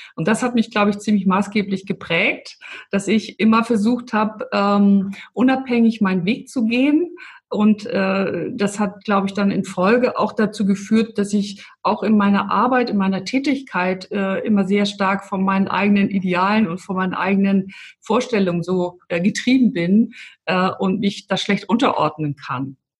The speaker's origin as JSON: {"language": "German", "region": "Hamburg", "country": "Germany", "moved": "yes", "lives_now": "Stuttgart, Germany", "said": "Ich bin ja eigentlich auch aus dem Norden. Ich bin ja aus Hamburg."}